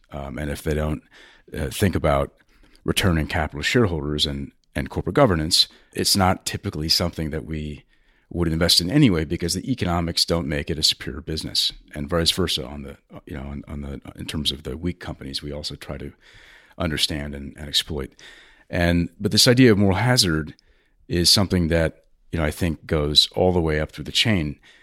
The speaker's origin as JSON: {"language": "English", "country": "United States", "said": "as an American"}